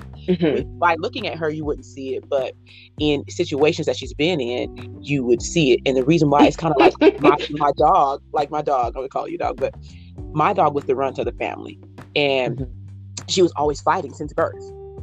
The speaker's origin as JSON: {"language": "English", "town": "Leavenworth", "region": "Kansas", "country": "United States", "tie": "born or raised there", "said": "we grew up in Leavenworth, Kansas, which is right outside of Kansas City"}